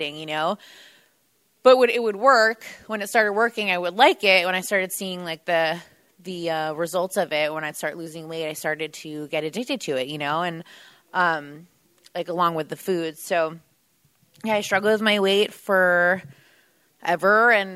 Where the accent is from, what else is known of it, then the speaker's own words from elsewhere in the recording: New Jersey, United States; moved away; I'm originally from New Jersey